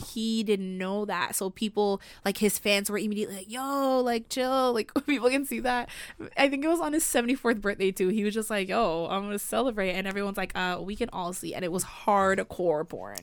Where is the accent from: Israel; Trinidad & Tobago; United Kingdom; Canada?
Canada; we don't have that in Canada